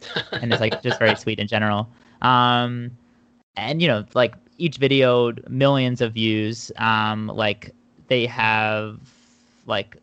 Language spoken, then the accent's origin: English; Philadelphia suburbs, Pennsylvania, United States; moved away as an adult; now in New York City, United States; I'm from the Philadelphia suburbs